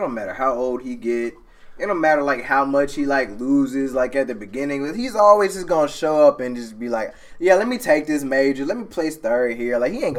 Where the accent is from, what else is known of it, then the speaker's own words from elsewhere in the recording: Alabama, United States; I'm from Alabama.